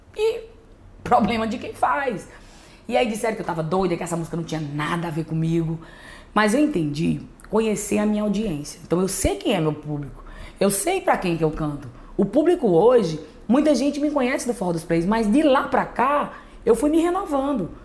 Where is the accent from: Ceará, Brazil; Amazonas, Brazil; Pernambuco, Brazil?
Ceará, Brazil; Juazeiro do Norte; eu sou do Cariri. Muita gente pensa que eu sou de Iguatu, Né? Mas não, sou de Juazeiro do Norte, Ceará, no, no Cariri.